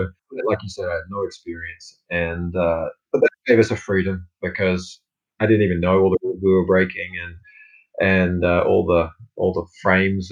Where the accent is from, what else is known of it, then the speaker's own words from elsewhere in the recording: Australia; moved away as an adult; also born or lived in United States; a foreigner in my own homeland or my hometown